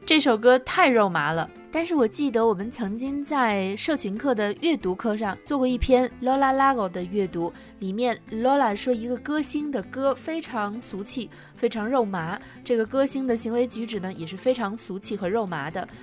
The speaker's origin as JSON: {"language": "Chinese", "country": "China", "said": "我们中国人会说白酒是辣的"}